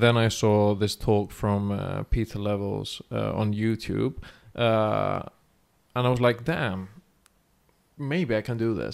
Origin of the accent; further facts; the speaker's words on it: Thessaloniki, Central Macedonia, Greece; moved away; thessaloniki the city we're now and this is my hometown and jim's hometown as well